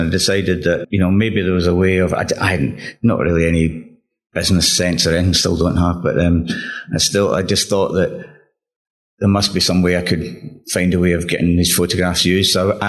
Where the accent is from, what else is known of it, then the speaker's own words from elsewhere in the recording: Glasgow, Scotland, United Kingdom; now in London, United Kingdom; The one thing for me when I came to London from Glasgow was that, you know, I was really very much a sort of music fan.